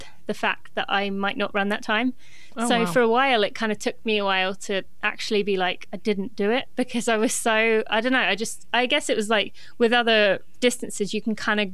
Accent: England, United Kingdom; moved away as an adult; now in Lexington, United States

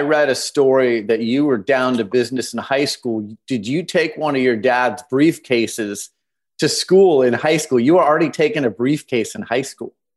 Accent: Phoenix, Arizona, United States; You and I were both both uh, born and raised in, in Phoenix

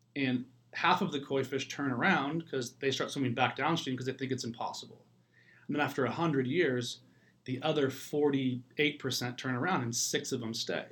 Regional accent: Ireland; moved away; it's like my homeland. I'm Irish. I'm from there

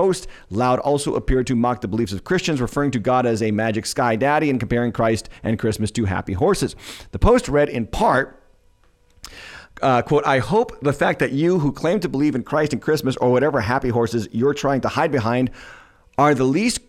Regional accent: Massachusetts, United States; my home state, Dedham, Massachusetts library

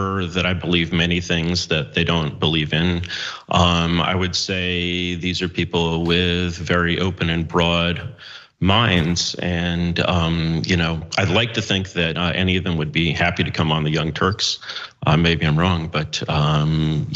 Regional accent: New York, United States; as a blue state American, proud Brown graduate here, New York Jew

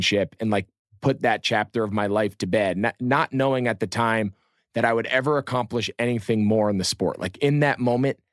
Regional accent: Northeast, United States; I grew up in the Northeast

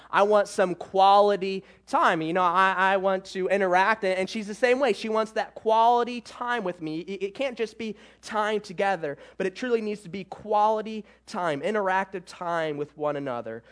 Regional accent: Michigan, United States; I'm from Michigan

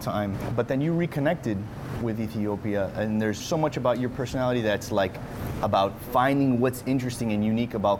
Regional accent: Miami, Florida, United States; My parents are Cuban, but I was born and raised here

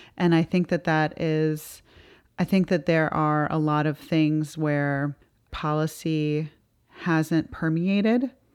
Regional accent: Georgia, United States; my home state of Georgia

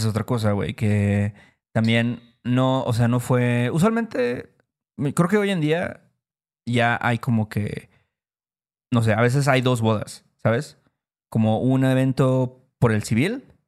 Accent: Veracruz, Mexico; somos de Veracruz

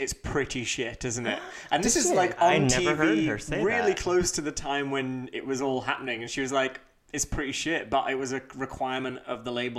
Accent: Leeds, Yorkshire and the Humber, United Kingdom; accent: Leeds; But I can pull my Leeds accent back anytime you like.

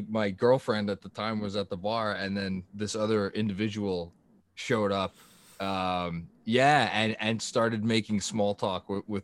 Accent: New York City, New York, United States; I grew up in Staten Island.

